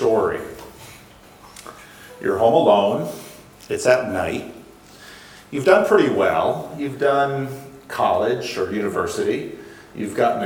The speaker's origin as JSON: {"language": "English", "country": "United States", "said": "I'm an American"}